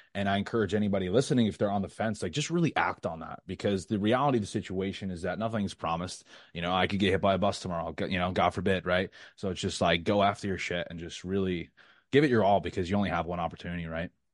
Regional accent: New York, United States; moved away as an adult; now in Florida, United States; I was born and raised in New York, like I said, I'm twenty-seven, I spent twenty-five years there.

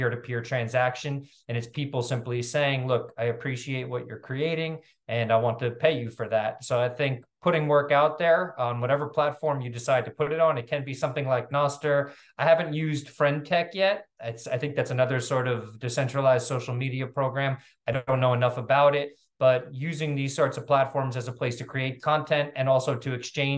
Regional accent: New York City, New York, United States; also born or lived in Venezuela / Africa / Latin America; I'm from New York City

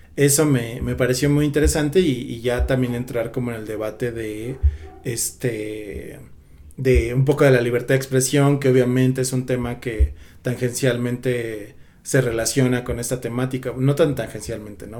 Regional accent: Mexico; como mexicanos

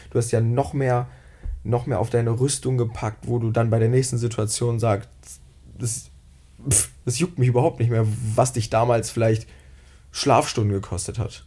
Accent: near Bielefeld, North Rhine-Westphalia, Germany; moved away as an adult; now in Cologne, Germany; Ich komme ähm, aus der Nähe von Bielefeld

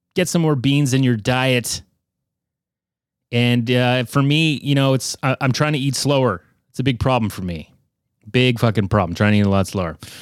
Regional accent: Canada

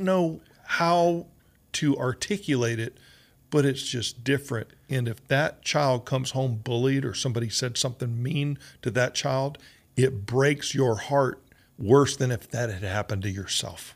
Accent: Georgia, United States; moved away; also born or lived in Oklahoma; I grew up in Georgia and Oklahoma

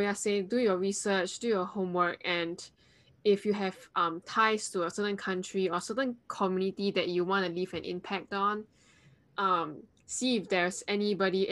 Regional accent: Singapore; moved away as an adult; now in United States; I am Singaporean

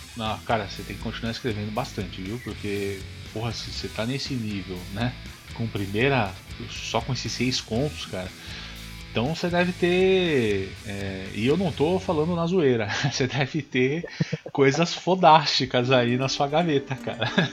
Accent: Brazil; accent: caipira; moved away; Eu sou do interior, não tô no interior agora, infelizmente, mas eu sempre fui do interior

